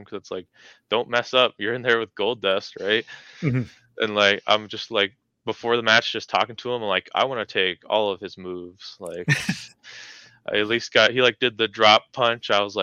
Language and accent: English; Carnduff, Saskatchewan, Canada; moved away as an adult; also born or lived in Calgary; now in Regina, Canada; my hometown